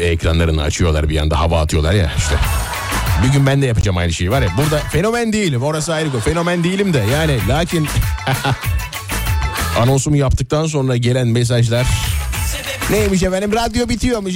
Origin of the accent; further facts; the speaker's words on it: Nazilli plain, Aydın, Turkey; Menderes'in beslediği Aydın Nazilli o, o, ovası, e, Menderes'in, Büyük Menderes'in beslediği alüvyal topraklarla, e, oluşmuş bir ova mesela. E, Büyük Menderes besliyor bizim orayı